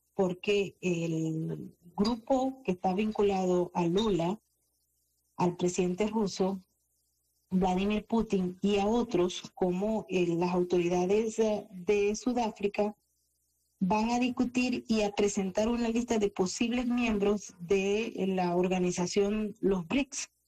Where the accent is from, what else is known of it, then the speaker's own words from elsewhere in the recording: Venezuela; yo soy venezolana